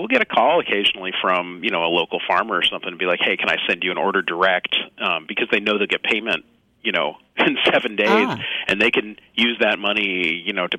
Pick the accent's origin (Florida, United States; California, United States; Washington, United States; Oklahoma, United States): California, United States; the Bay Area; I live and work in San Francisco, and I grew up in the Bay Area